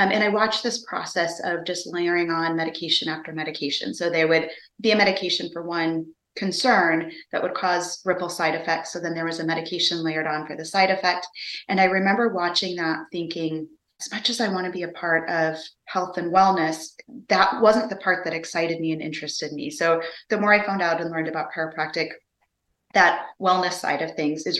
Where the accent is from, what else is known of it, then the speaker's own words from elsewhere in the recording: Minnesota, United States; moved away as an adult; now in North Carolina, United States; I grew up in Minnesota and currently now live in North Carolina